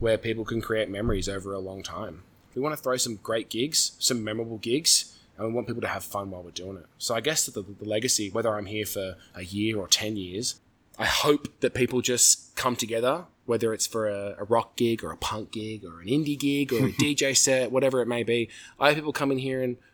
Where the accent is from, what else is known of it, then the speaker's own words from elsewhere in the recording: Southern California, United States; Growing up in Southern California